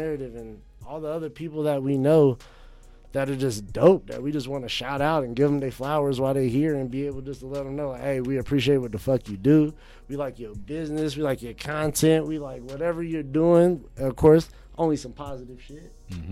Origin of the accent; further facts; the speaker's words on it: North Carolina, United States; now in Phoenix, United States; I'm from North Carolina